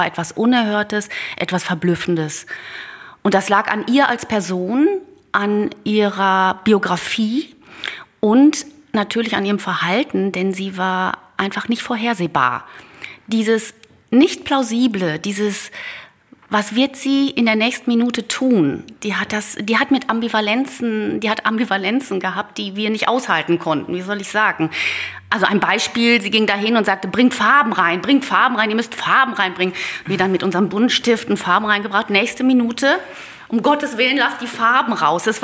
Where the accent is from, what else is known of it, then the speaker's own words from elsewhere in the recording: Netherlands; ein Naturpanorama, das so diese holländischen Landschaften aus meiner Heimat quasi ähm, widerspiegelte oder darstellte.